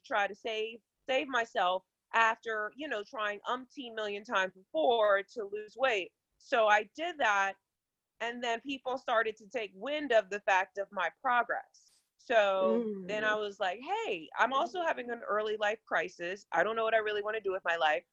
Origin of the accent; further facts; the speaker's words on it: Virginia Beach, Virginia, United States; I am from Virginia Beach, Virginia